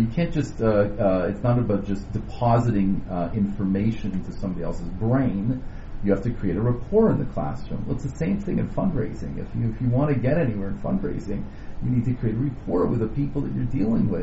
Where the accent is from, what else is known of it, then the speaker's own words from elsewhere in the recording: Canada; also born or lived in Indiana; now in Toronto, Canada; we're Canadian.